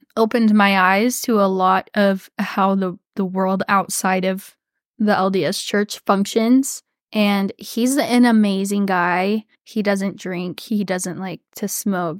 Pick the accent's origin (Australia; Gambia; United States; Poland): United States; Texas; growing up in Texas